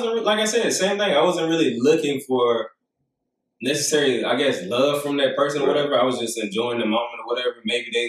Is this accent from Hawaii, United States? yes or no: no; Union, South Carolina, United States; Growing up in Union